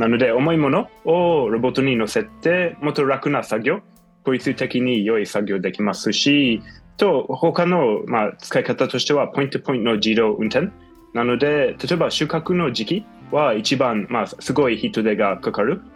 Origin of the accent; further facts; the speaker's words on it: United States; Japanese is a second language; also born or lived in Israel; now in Japan; もともとイスラエルに生まれて、うん、その後にはアメリカに育ちました